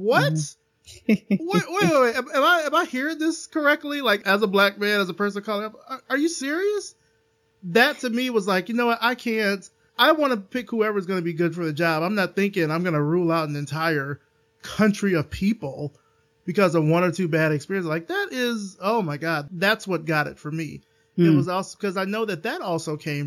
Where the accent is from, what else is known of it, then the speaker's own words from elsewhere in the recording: Alabama, United States; I'm from Alabama